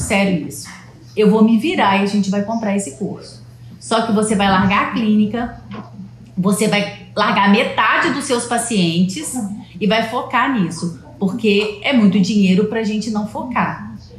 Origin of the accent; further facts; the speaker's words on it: Leopoldina, Minas Gerais, Brazil; also born or lived in Juiz de Fora; a gente é de Leopoldina, Minas Gerais